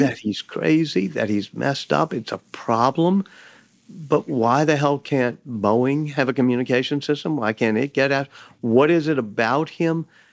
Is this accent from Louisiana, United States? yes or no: yes; New Orleans, Louisiana, United States; I grew up in New Orleans